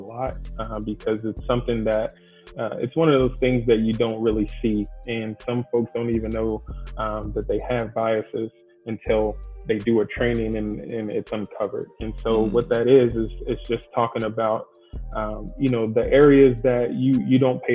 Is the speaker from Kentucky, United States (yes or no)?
yes; Louisville, Kentucky, United States; moved away as an adult; also born or lived in Bowling Green, Kentucky; now in Arizona, United States; I'm originally from Louisville, Kentucky